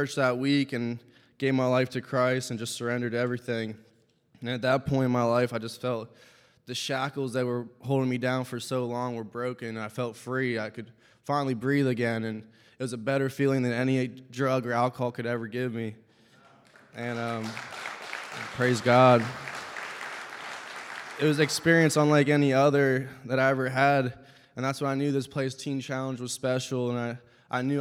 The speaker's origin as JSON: {"language": "English", "area": "Lancaster County", "region": "Pennsylvania", "country": "United States", "tie": "born or raised there", "said": "I grew up in Lancaster County, Pennsylvania, a family of 5"}